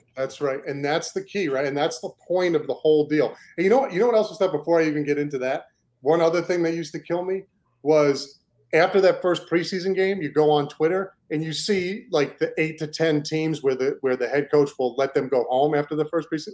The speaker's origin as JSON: {"language": "English", "region": "New York", "country": "United States", "also_born_or_lived": "Maine", "moved": "yes", "said": "I'm originally from New York. My family's from New York. We grew up Jets fans"}